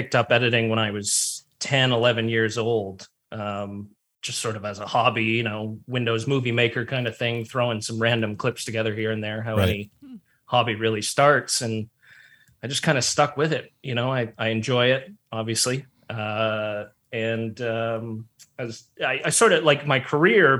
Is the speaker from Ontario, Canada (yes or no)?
yes; Toronto, Ontario, Canada; born and raised. I grew up in Scarborough